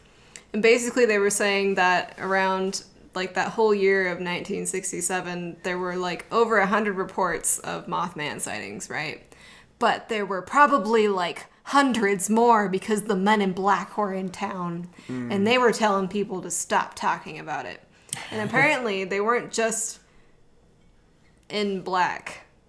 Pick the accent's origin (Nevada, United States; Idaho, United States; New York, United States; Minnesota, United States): Nevada, United States; I'm from Nevada.